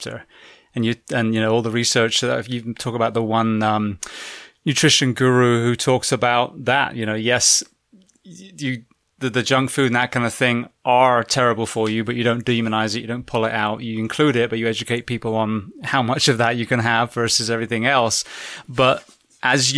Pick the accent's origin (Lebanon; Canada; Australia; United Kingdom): United Kingdom; England; also born or lived in Florida / California; now in United States; I'm originally from England, so I'm not, you know, conditioned for the heat